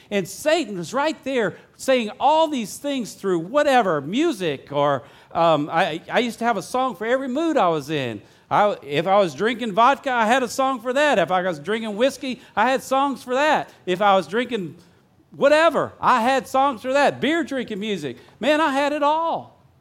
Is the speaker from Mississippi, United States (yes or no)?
yes; Vicksburg, Mississippi, United States; moved away; I grew up here in Vicksburg